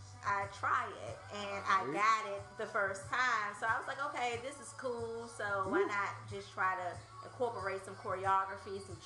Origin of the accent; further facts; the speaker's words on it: Washington, District of Columbia, United States; I'm a native Washingtonian, born right. and raised Northwest DC.